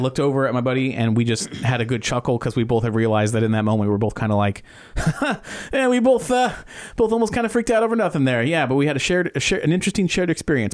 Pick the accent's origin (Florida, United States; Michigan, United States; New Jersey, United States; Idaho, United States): Florida, United States; Titusville; I grew up in Titusville, Florida.